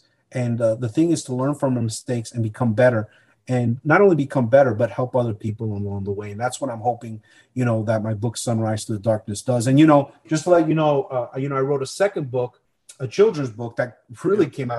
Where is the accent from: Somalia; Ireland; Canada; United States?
United States; I'm an American that did a job because I love my country, suffered the consequences